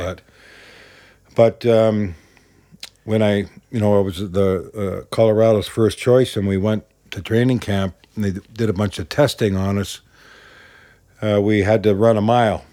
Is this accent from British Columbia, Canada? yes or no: yes; Vancouver, British Columbia, Canada; moved away; I grew up in East Vancouver